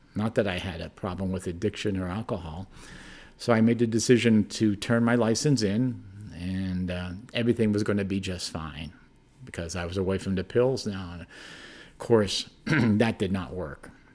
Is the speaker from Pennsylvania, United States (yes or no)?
yes; Hazleton, Pennsylvania, United States; now in Colorado, United States; grew up in northeastern Pennsylvania, small town called Hazelton, Pennsylvania